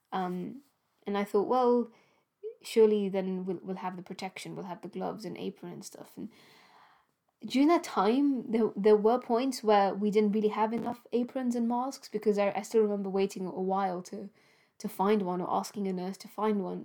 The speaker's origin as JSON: {"language": "English", "country": "Gibraltar", "tie": "born or raised there", "moved": "yes", "lives_now": "United Kingdom", "said": "my home country, Gibraltar"}